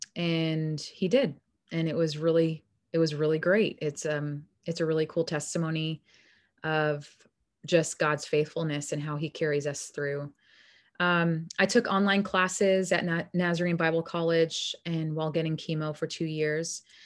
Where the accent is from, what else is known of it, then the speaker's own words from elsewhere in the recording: New York, United States; moved away as an adult; also born or lived in Arizona; I'm originally from New York and moved to Arizona when I was a young adult, about eighteen, nineteen